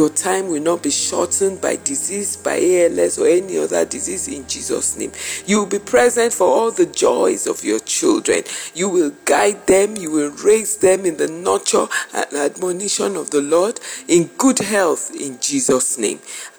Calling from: Nigeria; I'm calling from Nigeria.

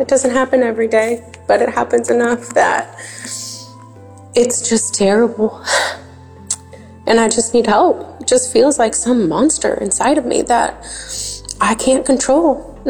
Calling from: Grand Coulee, Washington, United States; I'm calling from Grand Coulee, Washington.

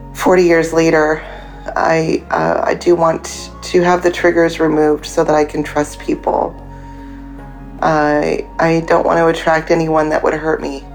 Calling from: Nashville, Tennessee, United States; I'm from Nashville

